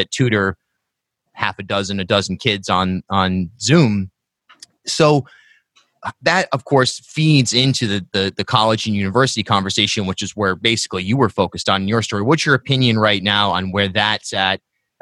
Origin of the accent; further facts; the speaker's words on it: South County, Rhode Island, United States; I grew up in South County, Rhode Island, and then went to URI